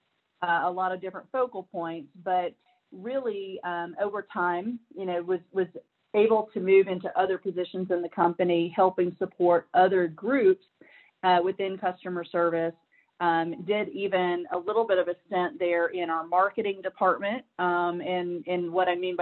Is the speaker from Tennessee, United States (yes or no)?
yes; Nashville, Tennessee, United States; moved away as an adult; now in Georgia, United States; I am originally from Nashville, Tennessee. Love my home city. Love it. You know, really grew up there